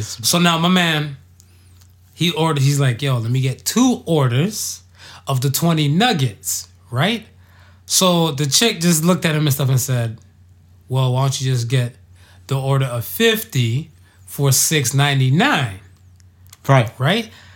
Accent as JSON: {"language": "English", "country": "United States", "tie": "born or raised there", "said": "I grew up and stuff in America."}